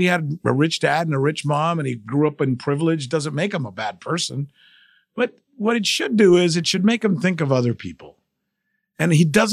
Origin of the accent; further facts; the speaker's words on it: Florida, United States; also born or lived in Cuba; As a Cuban growing up in the United States